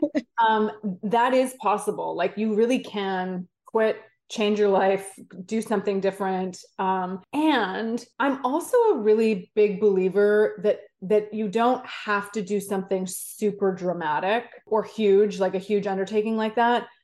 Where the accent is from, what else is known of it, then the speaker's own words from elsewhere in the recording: Vancouver, British Columbia, Canada; I grew up in Vancouver, Canada, skied, skied at Whistler pretty much all my life